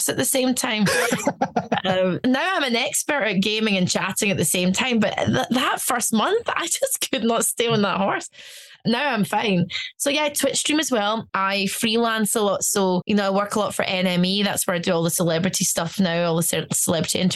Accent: Glasgow, Scotland, United Kingdom; also born or lived in Stuttgart, Germany; I'm from Glasgow

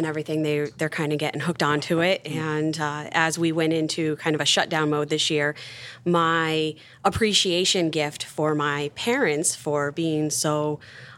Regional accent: Wilbraham, Massachusetts, United States; moved away as an adult; now in Brimfield, United States; I grew up in Wilbraham

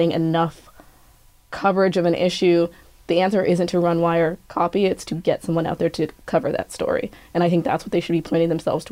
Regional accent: Kenya; now in Canada; I'm Kenyan

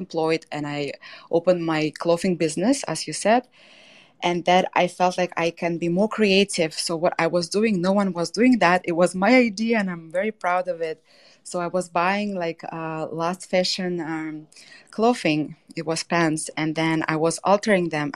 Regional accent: Tatarstan, Russia; English is a second language; moved away as an adult; also born or lived in Barcelona, Spain / Montreal, Canada / Miami, United States; now in Mexico; I was born in Tatarstan. It's a republic in Russia. I am Tatar

